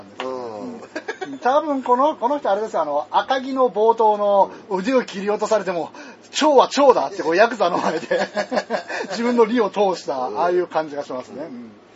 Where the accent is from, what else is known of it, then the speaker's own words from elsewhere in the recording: Tohoku, Japan; accent: Tohoku dialect; moved away; also born or lived in Kansai; 俺はベースが東北弁なんで